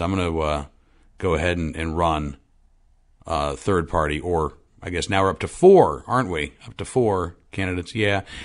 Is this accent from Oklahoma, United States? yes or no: yes; Oklahoma City, Oklahoma, United States; moved away; I grew up in Oklahoma City